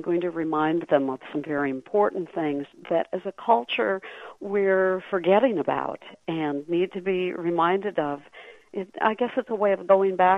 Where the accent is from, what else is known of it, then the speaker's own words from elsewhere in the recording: Cresco, Iowa, United States; moved away; I was raised Lutheran in Cresco, Iowa